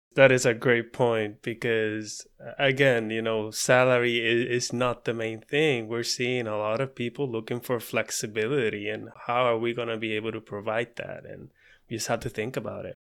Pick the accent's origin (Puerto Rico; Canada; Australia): Puerto Rico; moved away as an adult; also born or lived in Alabama; We had to move from Puerto Rico, in our case, to Alabama to go to vet school